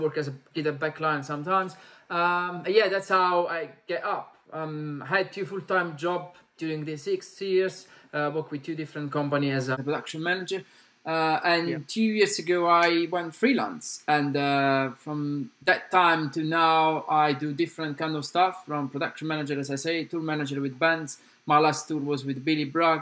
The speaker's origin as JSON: {"language": "English", "town": "Salerno", "region": "Campania", "country": "Italy", "second_language": "English", "moved": "as an adult", "lives_now": "London, United Kingdom", "said": "I come from Italy, a small town that is called Salerno."}